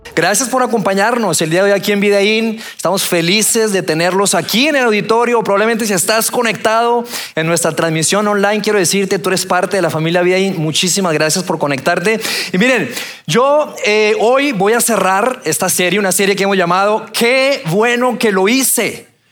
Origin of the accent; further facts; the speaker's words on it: Bogotá, Colombia; moved away; also born or lived in Torreón, Mexico; yo nací en Torreón, soy mexicano. A la edad de tres años me fui a vivir a Colombia, a Bogotá, y allá me crié